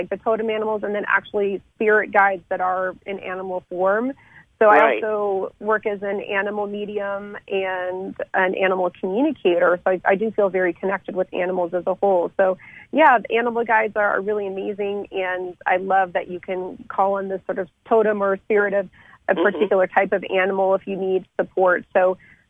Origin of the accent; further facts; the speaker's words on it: Lafayette, Colorado, United States; first language French; English is a second language; also born or lived in France; my hometown of Lafayette, which is in Boulder County in Colorado